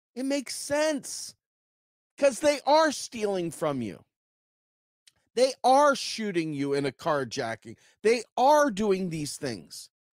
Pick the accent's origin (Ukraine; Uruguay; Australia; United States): United States; Charles County, Maryland; moved away; back home where I grew up in Charles County, Maryland